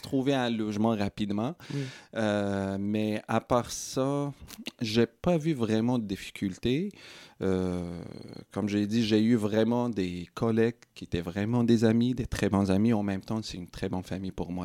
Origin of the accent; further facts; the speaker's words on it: Morocco; moved away as an adult; also born or lived in Sherbrooke, Canada; now in Coaticook, Canada; Je suis né et grandi au Maroc